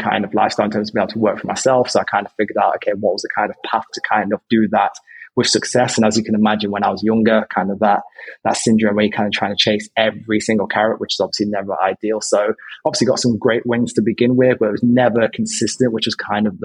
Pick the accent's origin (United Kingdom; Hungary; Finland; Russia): United Kingdom; Derby, East Midlands; now in London, United Kingdom; previously my hometown is Derby, which is up north